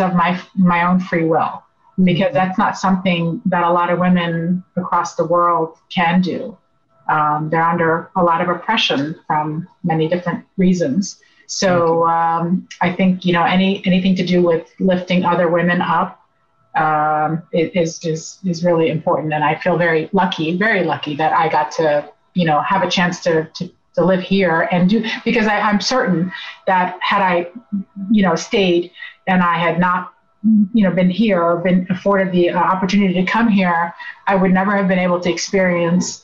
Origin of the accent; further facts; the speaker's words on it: Northern Virginia, United States; also born or lived in Beirut, Lebanon; my years have been here in Northern Virginia